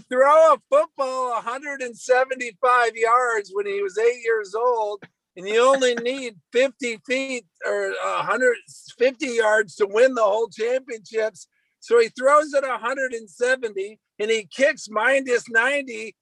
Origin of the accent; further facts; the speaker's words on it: Northern Michigan, United States; we're from Northern Michigan